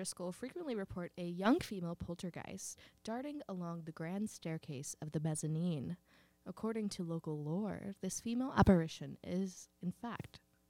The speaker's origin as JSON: {"language": "English", "town": "Schweinfurt", "region": "Bavaria", "country": "Germany", "tie": "born there", "said": "I was born in Schweinfurt, Bavaria. Listen. In Schweinfurt. Community hospital."}